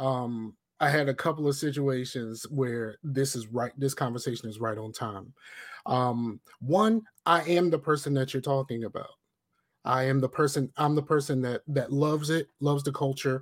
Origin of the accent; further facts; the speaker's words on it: Newport News, Virginia, United States; I'm a brother from Newport News